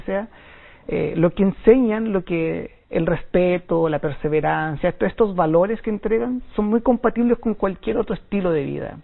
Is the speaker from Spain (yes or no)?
no; Chile; moved away as an adult; now in China; soy de Chile, soy chileno. Llevo en China nueve años.